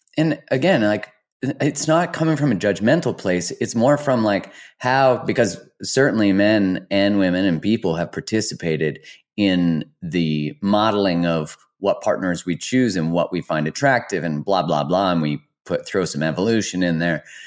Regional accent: Canada; as a Canadian

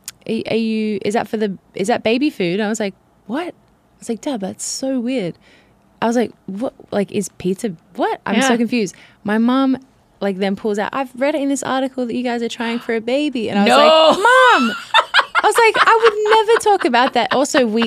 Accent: Australia; moved away as an adult; also born or lived in Sydney; now in United States; I'm so Australian.

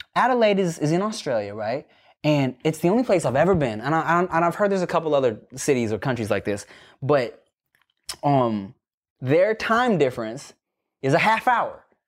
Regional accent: Paramount, California, United States; growing up in Paramount, going, or, like, going to high school in Paramount

